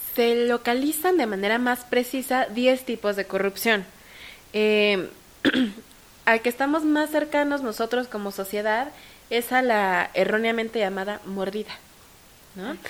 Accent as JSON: {"language": "Spanish", "country": "Mexico", "said": "mi codelegada y yo como mexicanas"}